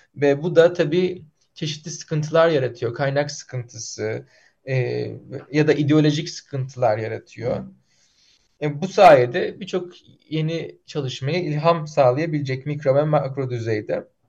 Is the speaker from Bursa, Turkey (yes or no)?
yes; Bursa, Turkey; Benim memleketim Bursa'dır